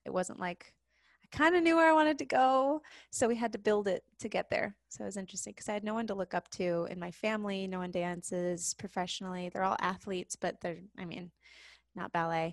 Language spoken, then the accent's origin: English; South Lake Tahoe, California, United States; moved away; I grew up in this place called South Lake Tahoe, California, which is this mountain town